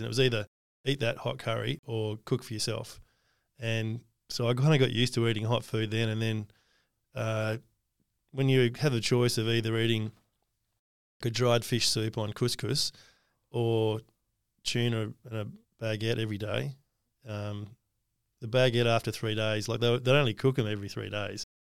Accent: Australia; one of the best things about being Australian is we're egalitarian

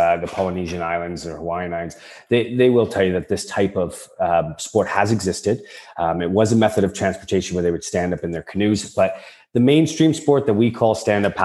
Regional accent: around Lake Erie, Ontario, Canada; I grew up around Lake Erie. I was on it since I was a kid.

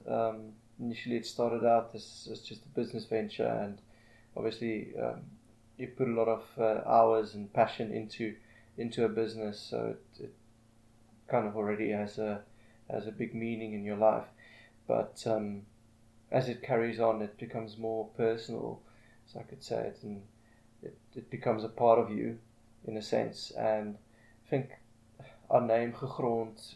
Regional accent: Pretoria, Gauteng, South Africa; I've been residing in Pretoria for the past thirty years, um, pretty much my whole life.

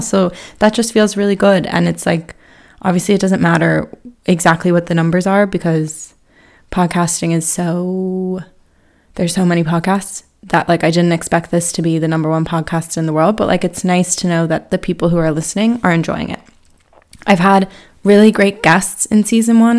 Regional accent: Harrisburg, Pennsylvania, United States; moved away as an adult; also born or lived in Philadelphia; now in Ireland; I'm not actually from Philly, from Harrisburg.

